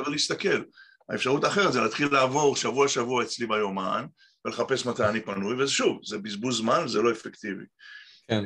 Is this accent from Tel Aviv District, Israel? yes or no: yes; Tel Aviv, Tel Aviv District, Israel; moved away as an adult; also born or lived in Petah Tikva / Kibbutz Shamir; now in Montclair, United States; נולדתי בארץ, בפתח תקווה, גדלתי בתל אביב, גבעתיים.